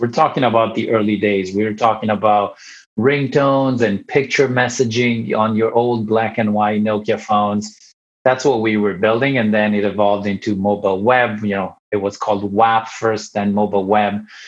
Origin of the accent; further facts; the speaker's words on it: Italy; moved away as an adult; also born or lived in Ireland / Finland; now in United States; I'm born and raised in Italy